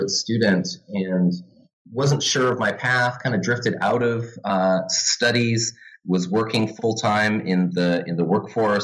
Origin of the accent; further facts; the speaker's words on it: Vancouver, British Columbia, Canada; also born or lived in Santa Barbara, California; now in Halifax, Canada; I'm originally from Vancouver, but now I teach in the history department at St. Mary's University in Halifax